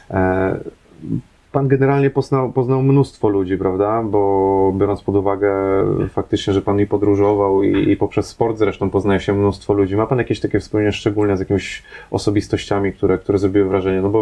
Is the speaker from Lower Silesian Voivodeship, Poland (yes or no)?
no; Łódź Voivodeship, Poland; No, ja, ja pochodzę z województwa łódzkiego, no, też za, za, młodego też się jeździło po różnych miejscowościach